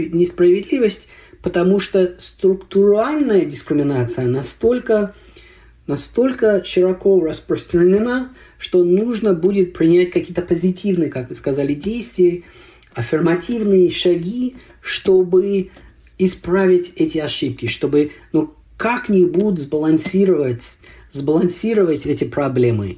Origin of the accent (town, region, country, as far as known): United States